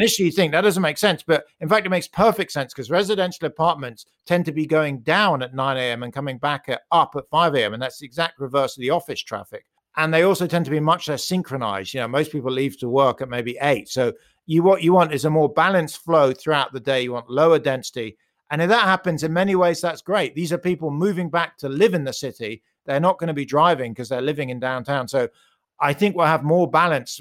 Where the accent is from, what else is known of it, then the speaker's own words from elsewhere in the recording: United Kingdom; accent: British; You can hear I'm British